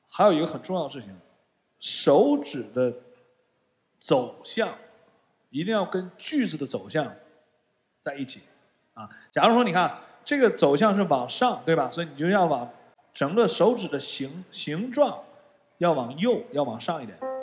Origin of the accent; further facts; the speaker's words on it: Shenyang, Liaoning, China; moved away; 回到这个东北我的老家沈阳